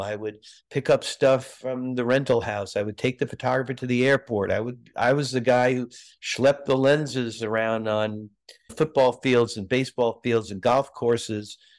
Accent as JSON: {"language": "English", "town": "New York City", "region": "New York", "country": "United States", "tie": "born or raised there", "also_born_or_lived": "Massachusetts / Pasadena, California", "moved": "as an adult", "said": "growing up in New York, lived in Brooklyn"}